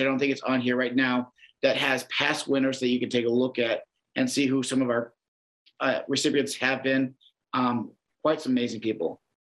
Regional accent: Iowa, United States; I've been born and raised in Iowa

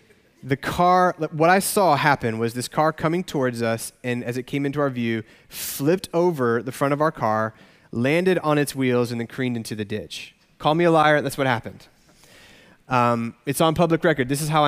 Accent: Arkansas, United States; I grew up in Arkansas, so just a state over.

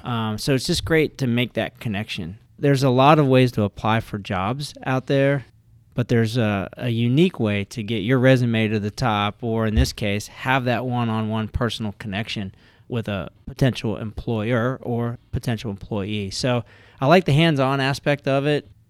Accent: Ohio, United States; now in Richmond, United States; I had two older brothers that went to, uh, vocational school where we grew up in Ohio

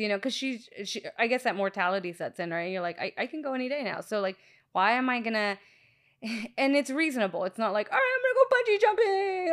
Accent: Long Beach, California, United States; now in Norwalk, United States; I'm from Long Beach

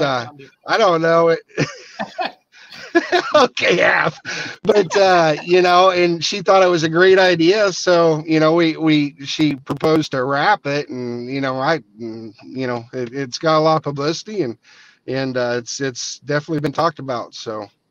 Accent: Southeast Iowa, United States; I grew up, my dad, you know, took me and my brother around all the pools down. We're from Southeast Iowa.

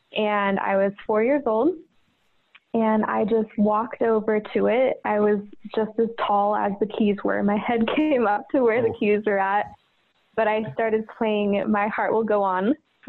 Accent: Tucson, Arizona, United States; moved away as an adult; now in Treasure Valley, Idaho, United States; I'm actually originally from Tucson, Arizona.

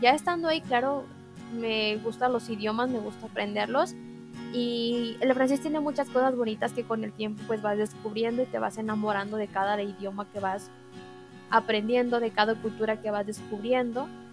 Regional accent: Mexico; tengo 23 años y soy mexicana

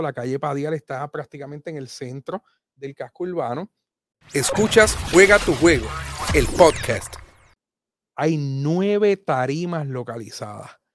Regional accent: Aibonito, Puerto Rico; Somos ayboniteños hasta la muerte

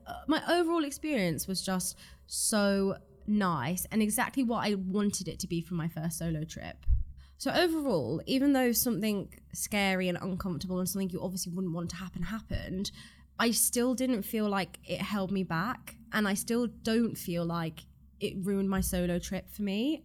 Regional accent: Ireland; born or raised there

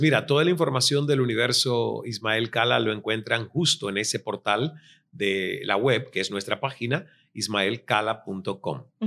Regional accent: Cuba; moved away as an adult; also born or lived in Toronto

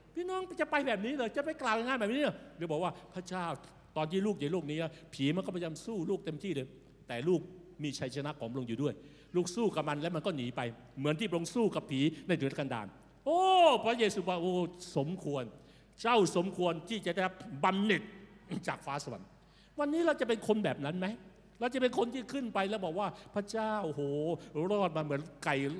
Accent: Thailand; เราในฐานะคนไทยที่รู้จักกับพระเจ้า

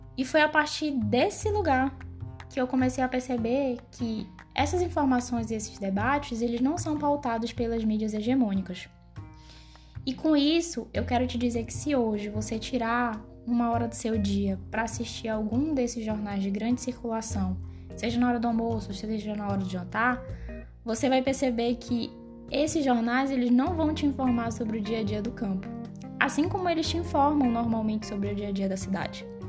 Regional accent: Belém, Pará, Brazil; moved away as an adult; now in Goiânia, Brazil; Eu nasci e fui criada em Belém do Pará, mas desde o ano passado me mudei aqui para Goiânia

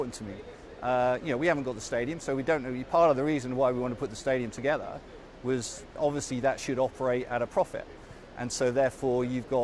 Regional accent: Lowestoft, East of England, United Kingdom; I come from Lowestoft

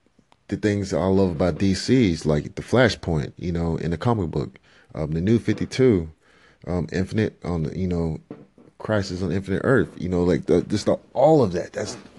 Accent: Liberia; or even go back to my home country and to provide for my family. And as I end this part of the 5 minutes, you know, earlier this week, you know, I got a random call from a family member back in Liberia.

